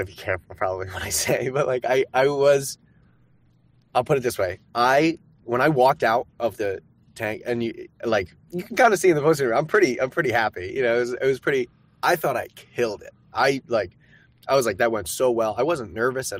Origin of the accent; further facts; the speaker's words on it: Maine, United States; moved away; also born or lived in New Orleans, Louisiana / San Francisco; I grew up in Maine